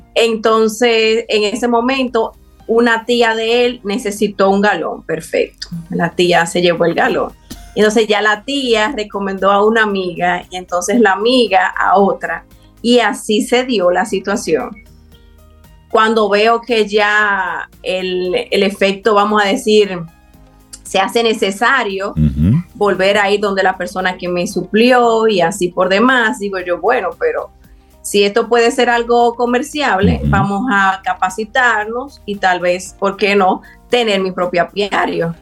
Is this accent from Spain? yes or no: no; Dominican Republic; nos identifique como dominicanos